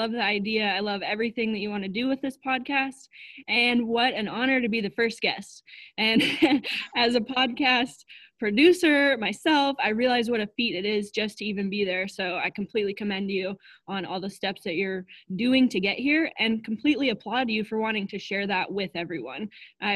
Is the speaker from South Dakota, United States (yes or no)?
yes; Western South Dakota, United States; I grew up in Western South Dakota